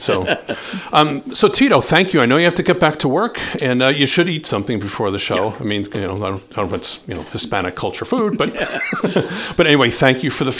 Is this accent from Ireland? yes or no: yes; Ireland; I'm Irish. We love your food.